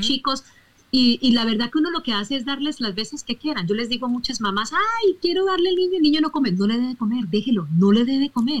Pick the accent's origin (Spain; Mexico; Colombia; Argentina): Colombia; yo soy colombiana